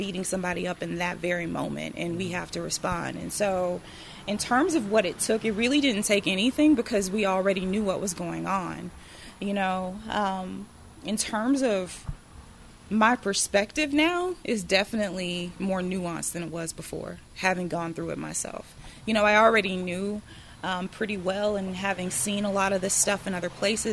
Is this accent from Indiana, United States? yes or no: no; Taylorsville, Mississippi, United States; I grew up in Taylorsville, so I know a lot about Taylorsville